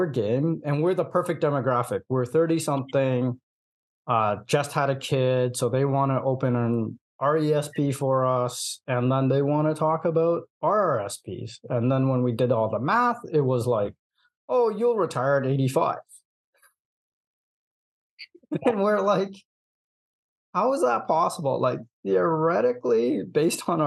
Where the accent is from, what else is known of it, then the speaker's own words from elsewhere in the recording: Hong Kong; moved away; I'm from Hong Kong